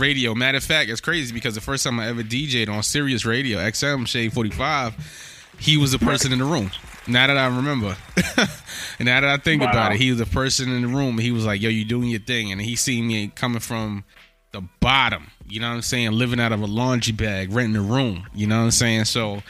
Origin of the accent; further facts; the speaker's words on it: New York City, New York, United States; when I came to the Bronx, because I'm from Harlem